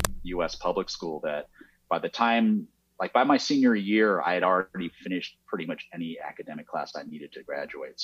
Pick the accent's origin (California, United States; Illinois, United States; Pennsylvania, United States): California, United States; Fresno; moved away as an adult; also born or lived in Osaka, Japan / New York City; now in Los Angeles, United States; I grew up in Central California in Fresno